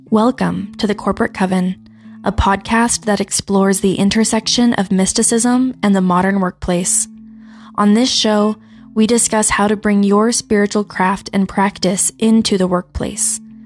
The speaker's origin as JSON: {"language": "English", "region": "Utah", "country": "United States", "tie": "born or raised there", "also_born_or_lived": "Colorado", "said": "I grew up in Utah. I was a lot further south"}